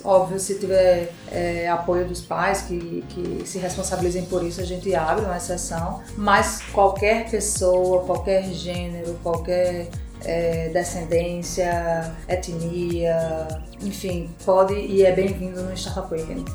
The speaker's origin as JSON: {"language": "Portuguese", "town": "Natal", "region": "Rio Grande do Norte", "country": "Brazil", "moved": "as an adult", "lives_now": "São Paulo, Brazil", "said": "Eu sou de Natal, Rio Grande do Norte."}